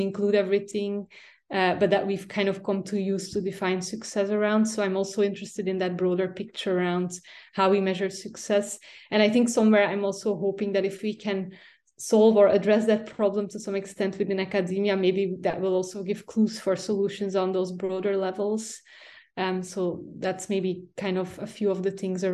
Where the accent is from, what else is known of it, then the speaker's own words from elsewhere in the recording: Belgium; moved away as an adult; also born or lived in Flanders; now in Cambridge, United Kingdom; I'm originally from Belgium